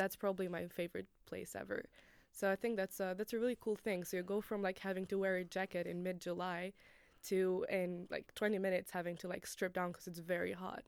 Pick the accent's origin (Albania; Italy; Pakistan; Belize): Albania; Tirana, Tirana County; moved away as an adult; the capital, which is my hometown